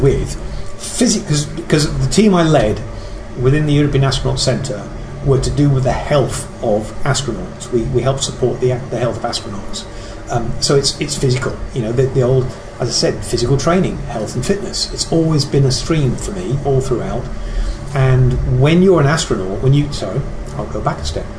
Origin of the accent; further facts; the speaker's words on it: England, United Kingdom; I'm English